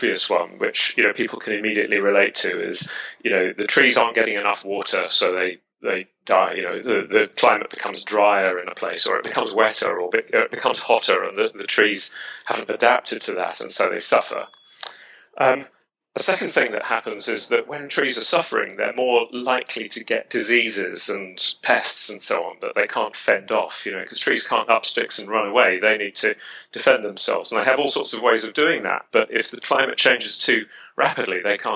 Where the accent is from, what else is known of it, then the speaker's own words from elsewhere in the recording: London, United Kingdom; accent: British; I grew up near the Royal Botanic Gardens at Kew. You can probably tell from my accent that I'm British. And I grew up in London.